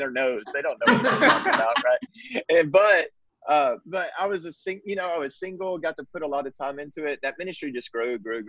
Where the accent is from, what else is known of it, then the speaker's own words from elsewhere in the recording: Texas, United States; I grew up in Texas, still reside in Texas.